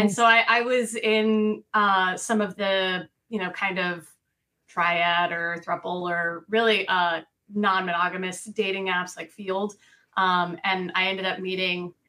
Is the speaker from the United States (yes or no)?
yes; Missouri, United States; moved away as an adult; also born or lived in Colorado; now in Florida, United States; I grew up in Missouri